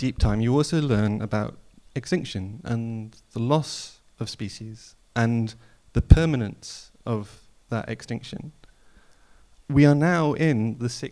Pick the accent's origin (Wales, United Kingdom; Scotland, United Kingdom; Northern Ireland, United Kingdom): Wales, United Kingdom; Snowdonia; moved away; I grew up in Snowdonia, at the foot of the Ogwen Valley.